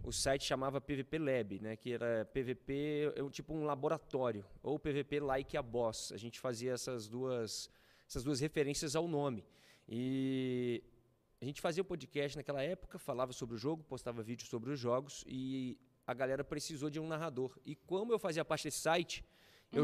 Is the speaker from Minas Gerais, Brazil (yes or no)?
yes; Juiz de Fora, Minas Gerais, Brazil; moved away as an adult; now in São Paulo, Brazil; voltei para Juiz de Fora, que eu sou de Juiz de Fora, eu vim em São Paulo fazer isso.